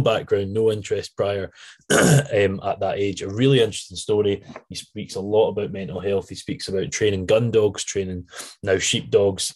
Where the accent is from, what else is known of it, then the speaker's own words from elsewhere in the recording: Scotland, United Kingdom; I'm definitely Scottish